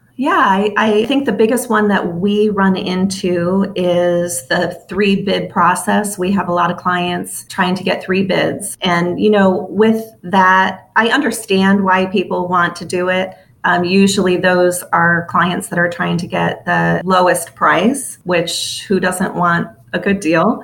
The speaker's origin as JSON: {"language": "English", "town": "Chicago", "region": "Illinois", "country": "United States", "said": "I'm from Chicago, the city of Chicago."}